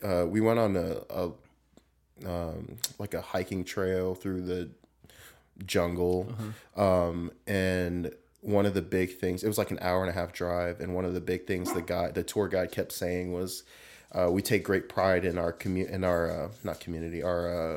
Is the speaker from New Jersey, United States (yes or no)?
no; Southern California, United States; moved away as an adult; I grew up in Southern California.